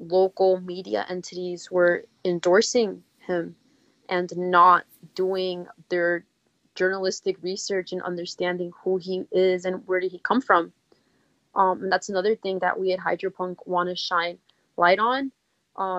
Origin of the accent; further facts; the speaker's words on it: New York City, New York, United States; I'm from the East Bronx. I don't live too far from Bronx Park East